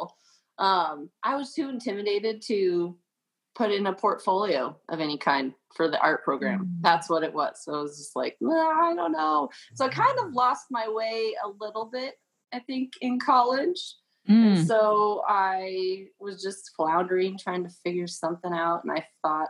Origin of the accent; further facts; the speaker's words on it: Colorado, United States; I came from Colorado